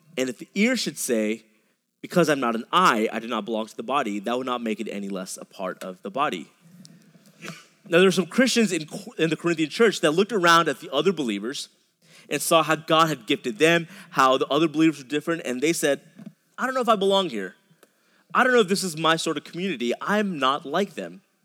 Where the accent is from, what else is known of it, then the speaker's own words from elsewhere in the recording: a suburb outside of Dallas, Texas, United States; I grew up in a suburb outside of Dallas